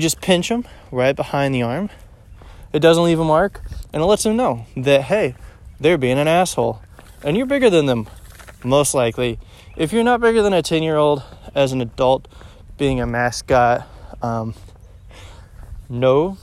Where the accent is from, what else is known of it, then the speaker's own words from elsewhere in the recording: Overland Park, Kansas, United States; also born or lived in Blue Springs, Missouri; I grew up on the Kansas City, Kansas side, in one of the suburbs not too far away, the Overland Park area